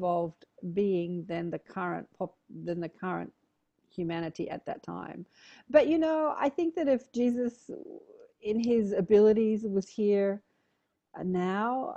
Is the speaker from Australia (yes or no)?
yes; Australia; accent: Australian; my cute Australian accent.